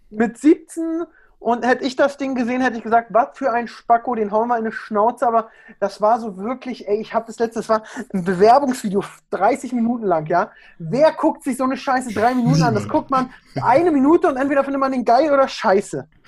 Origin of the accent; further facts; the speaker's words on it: Berlin, Germany; accent: Berlin; Ja, also ich komme aus Berlin. Ich bin Berliner Junge. Ich kann da auch ganz schnell abschweifen von Sprachgebrauch und ein bisschen mehr Berliner.